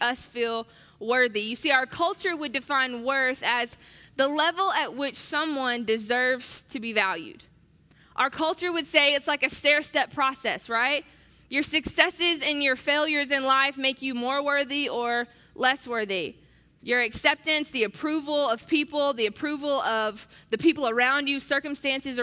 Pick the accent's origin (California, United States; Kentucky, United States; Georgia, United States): Georgia, United States; Atlanta; I'm from Atlanta